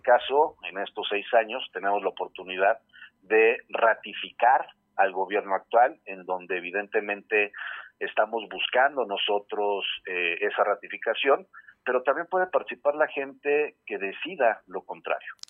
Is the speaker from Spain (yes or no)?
no; Mexico; tenemos todas y todos los mexicanos